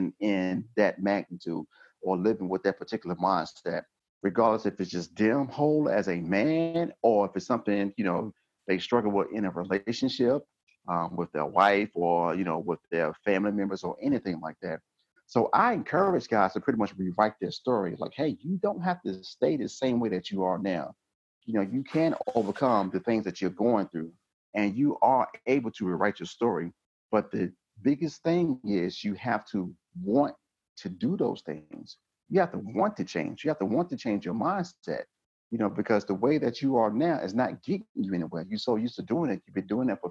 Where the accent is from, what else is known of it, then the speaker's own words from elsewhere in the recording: Georgia, United States; moved away as an adult; now in North Dakota, United States; I'm from Georgia.